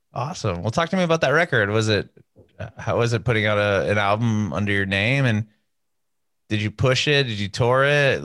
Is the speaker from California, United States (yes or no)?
yes; Southern California, United States; I'm from Southern California. I don't know if they still do this, but when I was growing up there